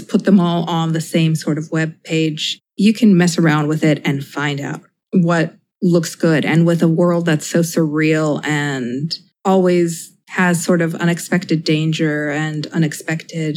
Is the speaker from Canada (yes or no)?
no; Mexico; moved away as an adult; now in United States; growing up in Mexico